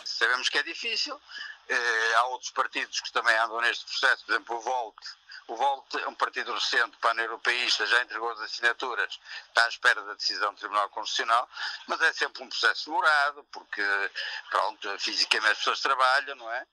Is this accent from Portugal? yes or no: yes; Maia, Porto District, Portugal; na Maia, que é a minha terra